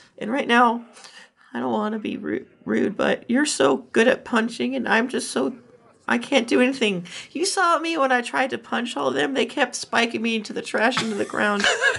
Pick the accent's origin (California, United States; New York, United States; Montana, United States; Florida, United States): Florida, United States; I'm from Florida.